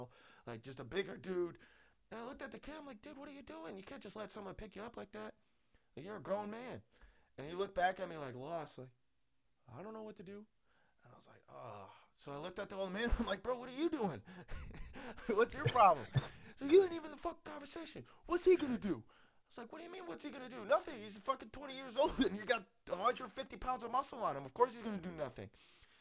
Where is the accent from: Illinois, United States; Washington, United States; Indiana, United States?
Illinois, United States; Chicago; I'm from Chicago